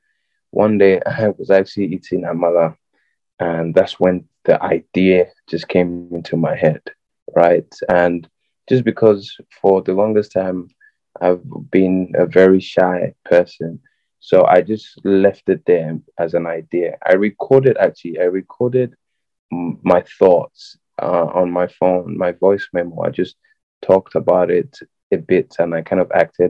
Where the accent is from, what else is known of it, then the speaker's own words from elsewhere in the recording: Lagos, Nigeria; I'm from Lagos State